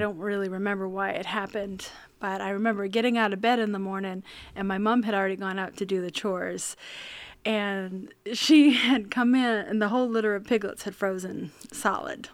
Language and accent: English; rural central Maine, United States; I grew up on a farm in rural central Maine, up on top of a hill